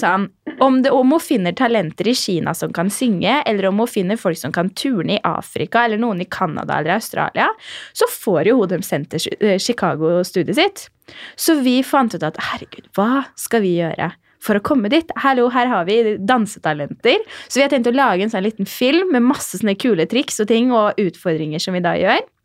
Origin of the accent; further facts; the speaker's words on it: Fredrikstad, Østfold, Norway; moved away; Jeg var hjemme i Fredrikstad